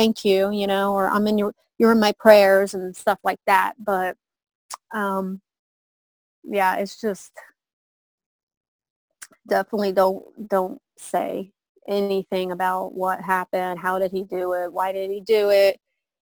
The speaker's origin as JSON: {"language": "English", "town": "Mount Vernon", "region": "Ohio", "country": "United States", "tie": "born or raised there", "said": "I moved back to my hometown, Mount Vernon, Ohio"}